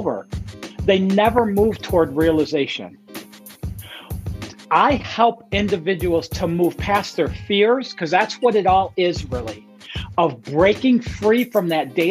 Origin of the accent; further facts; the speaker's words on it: Detroit, Michigan, United States; now in South Carolina, United States; I'm originally from Detroit, Michigan.